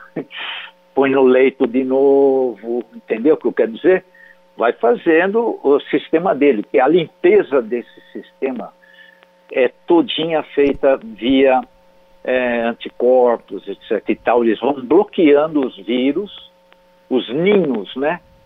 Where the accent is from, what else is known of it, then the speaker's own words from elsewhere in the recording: São Manuel, São Paulo, Brazil; moved away; Eu, eu saí lá de São Manuel, interior de São Paulo, meus pais também, e toda a minha vida eu construí